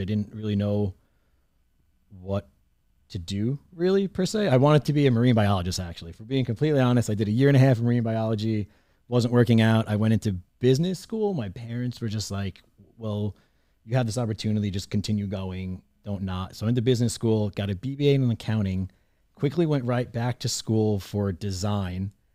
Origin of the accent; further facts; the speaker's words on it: Long Island, New York, United States; I grew up in Long Island, New York, right on the, uh, in the suburbs, right next to Queens